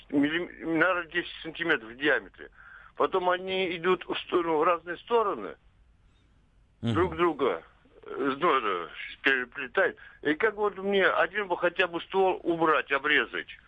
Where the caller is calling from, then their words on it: Ivanovo Oblast, Russia; Алло, я из Ивановской области.